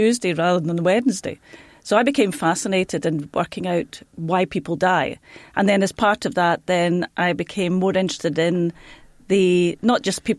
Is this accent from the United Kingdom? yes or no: yes; Scotland, United Kingdom; moved away as an adult; also born or lived in Ireland; I started off in Scotland, so I'm Scottish.